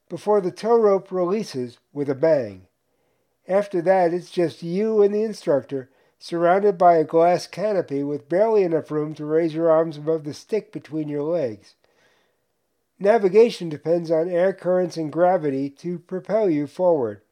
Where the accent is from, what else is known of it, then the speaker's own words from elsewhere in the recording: New York, United States; moved away as an adult; also born or lived in Tucson, Arizona; Growing up in New York